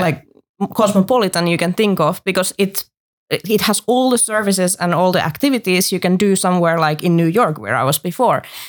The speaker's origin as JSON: {"language": "English", "country": "Finland", "moved": "as an adult", "lives_now": "Brussels, Belgium", "said": "I come from Finland"}